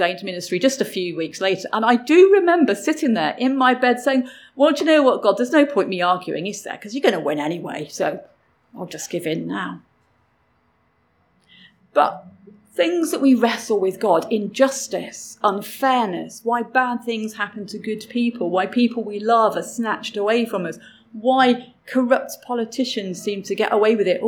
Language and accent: English; England, United Kingdom; I grew up in England